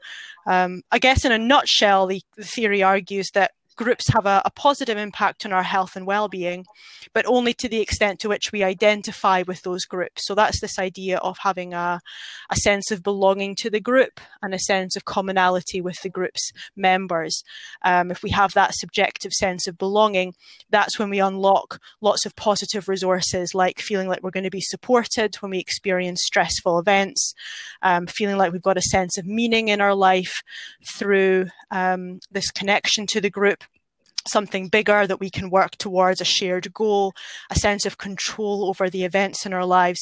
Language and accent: English; Scotland, United Kingdom; moved away; I'm a Scottish person